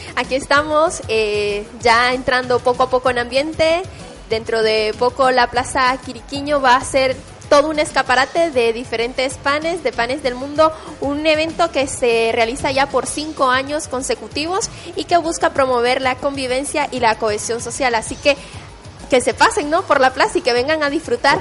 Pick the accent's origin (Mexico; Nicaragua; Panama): Nicaragua; yo soy de Nicaragua y en la costa atlántica de mi país se come mucho el picante.